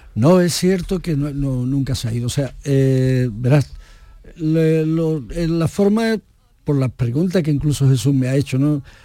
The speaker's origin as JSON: {"language": "Spanish", "region": "Andalusia", "country": "Spain", "said": "Andalucía es mi tierra. Andalucía es la tierra que conozco"}